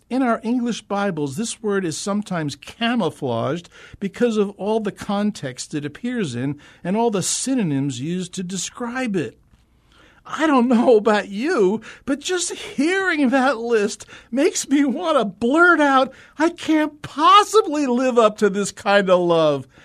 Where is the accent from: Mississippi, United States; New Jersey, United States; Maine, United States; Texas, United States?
New Jersey, United States; Northeastern; moved away as an adult; now in Phoenix, United States; I'm a transplant from the East Coast. The real East Coast, that is. You know, the Eastern Seaboard, Northeastern New Jersey, and the New York City metro area